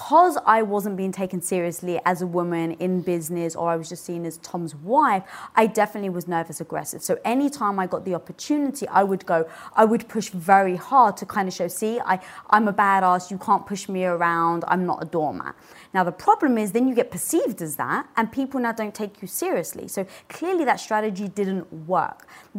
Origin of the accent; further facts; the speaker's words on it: United Kingdom; I just had to show my dominance, especially being British and 5'1".